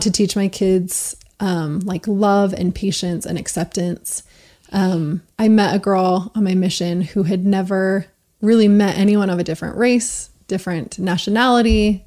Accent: Utah, United States; moved away as an adult; I am from Utah, originally moved out for college and different things like that. So born and raised pretty much.

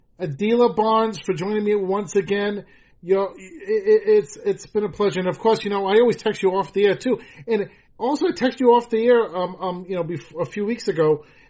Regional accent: Rhode Island, United States; Back to my home state. I mean, the first year I interviewed you in Georgia, then Massachusetts, and now my home state.

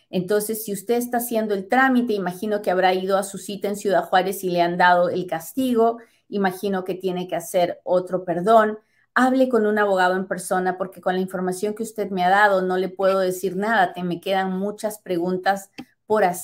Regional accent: El Salvador; now in Mexico; Estoy en México, vine a Estados Unidos, soy salvadoreña, con esposo residente desde hace dos años.

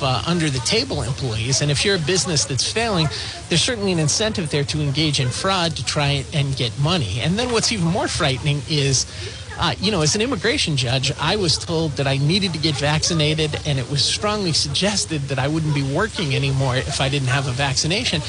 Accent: Lynn, Massachusetts, United States; I grew up in Lynn, Massachusetts, about 45 minutes away from Providence

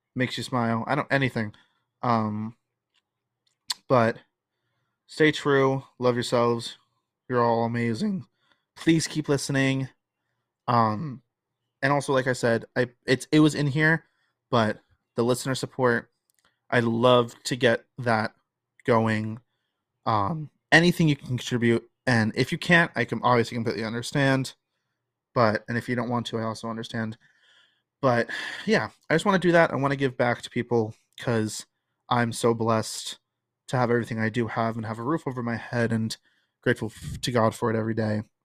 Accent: New Jersey, United States; growing up in Jersey

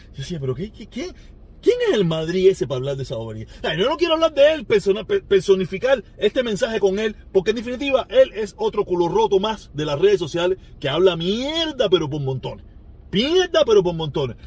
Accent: Cuba; now in United States; la dictadura que hay en mi país

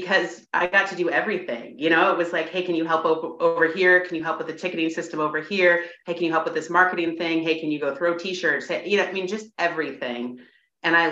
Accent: Washington, United States; moved away; I was from Washington

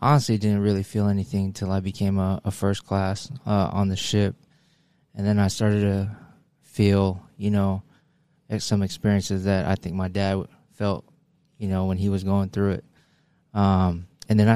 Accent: United States; I lived in America. I grew up in America. My father grew up in the Philippines

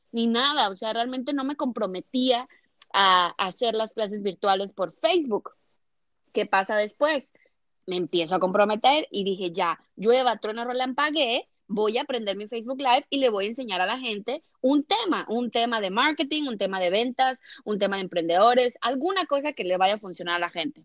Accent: Mexico; also born or lived in Brazil / United States; now in Miami, United States; yo soy mexicana, eh, soy mexicana

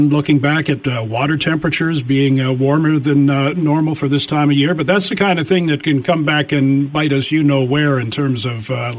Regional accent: Toronto, Ontario, Canada; I remember growing up in Toronto, so 60s, early 70s.

